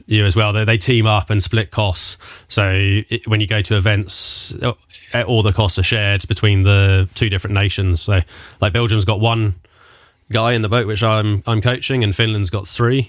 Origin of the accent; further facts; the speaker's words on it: Southampton, South East England, United Kingdom; I'm Southampton, Hampshire